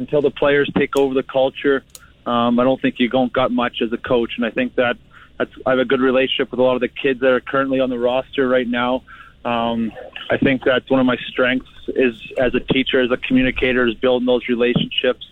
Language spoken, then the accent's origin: English; Regina, Saskatchewan, Canada; in my hometown